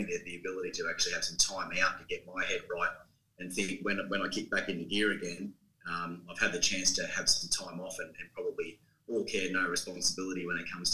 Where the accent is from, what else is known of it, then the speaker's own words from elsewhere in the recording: Wagga Wagga, New South Wales, Australia; moved away; also born or lived in Wollongong, Australia; So I grew up in Wagga and moved to Wollongong or the Illawarra in 94